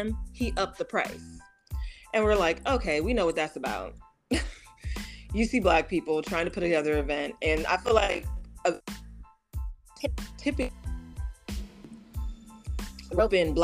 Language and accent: English; Oakland, California, United States; now in Los Angeles, United States; I'm from Oakland, so born and raised